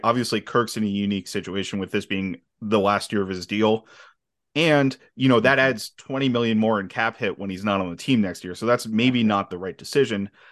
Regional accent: Philadelphia, Pennsylvania, United States; I'm actually from the Phil, I'm, live about an hour from Philly, but I'm from the Philly area

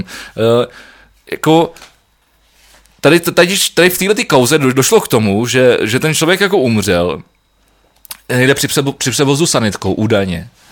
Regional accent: Prague, Czechia; jsem Pražák

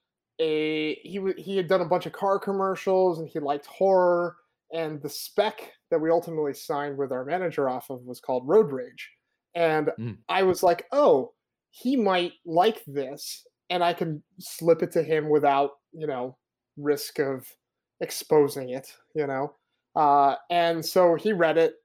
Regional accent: East Coast, United States; moved away as an adult; also born or lived in Arizona; I grew up on the East Coast. I moved out to Arizona, went to college in Arizona State

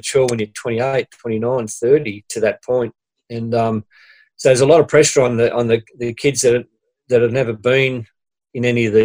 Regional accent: Sydney, New South Wales, Australia; I grew up in Mount Pritchard, which is near Liverpool, west of Sydney

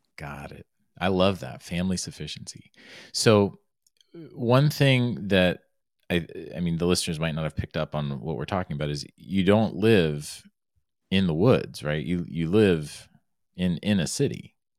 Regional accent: Florida, United States; moved away; also born or lived in Arizona; I grew up in Florida, I was by the Everglades National Park

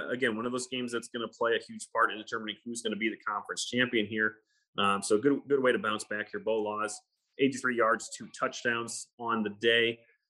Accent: Illinois, United States; I'm from Illinois.

